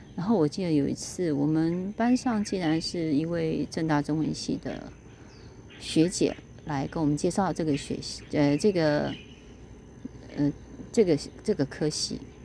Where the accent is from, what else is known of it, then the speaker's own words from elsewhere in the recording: Kaohsiung, Taiwan; 我是高雄人嘛，所以我们就是在一个工业区的环境里面